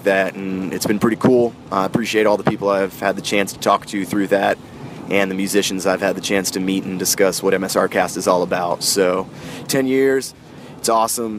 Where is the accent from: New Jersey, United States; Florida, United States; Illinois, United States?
Florida, United States; growing up in the Florida metal scene